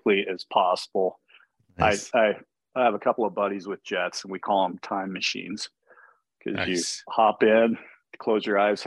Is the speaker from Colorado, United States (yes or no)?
yes; Steamboat Springs, Colorado, United States; I grew up on a small ranch just south of my hometown here, Steamboat Springs